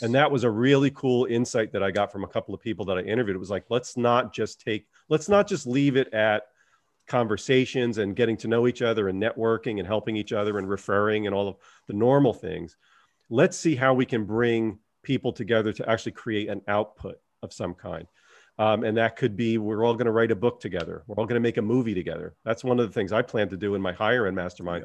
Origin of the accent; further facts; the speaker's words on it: United States; I'm an Italian. I come from the New York, New Jersey area.